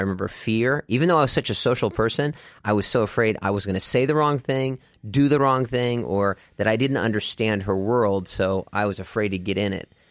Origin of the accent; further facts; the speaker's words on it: Dallas, Texas, United States; I grew up in Dallas, Texas